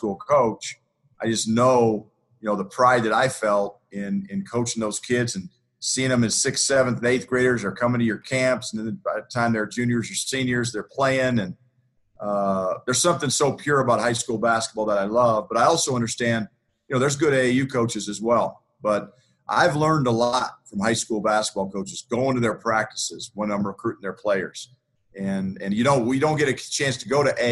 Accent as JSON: {"language": "English", "town": "Greeley", "region": "Colorado", "country": "United States", "tie": "born or raised there", "also_born_or_lived": "Lawrence, Kansas / Boulder, Colorado", "said": "I worked in Greeley, Colorado, which is my hometown"}